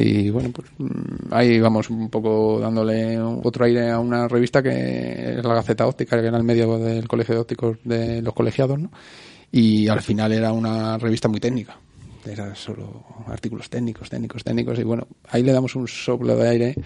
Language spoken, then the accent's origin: Spanish; Leganés, Community of Madrid, Spain; yo soy de Leganés